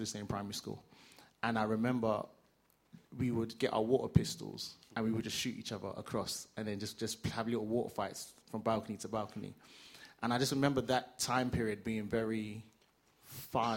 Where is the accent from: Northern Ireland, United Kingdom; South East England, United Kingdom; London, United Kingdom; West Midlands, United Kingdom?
London, United Kingdom; I grew up in East London